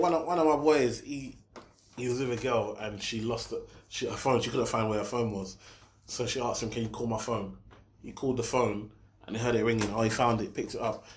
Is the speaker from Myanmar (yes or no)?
no; Nigeria; I'm Nigerian